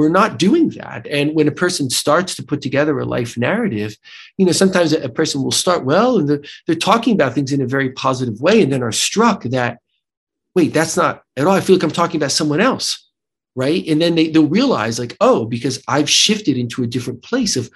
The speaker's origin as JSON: {"language": "English", "country": "United States", "accent": "American", "said": "my terrible American accent"}